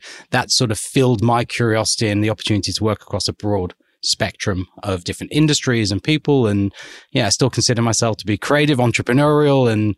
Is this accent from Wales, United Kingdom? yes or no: no; Liverpool, North West England, United Kingdom; moved away as an adult; now in Australia; So as you can tell from the accent, so I'm English, been in Australia for close to 20 years now.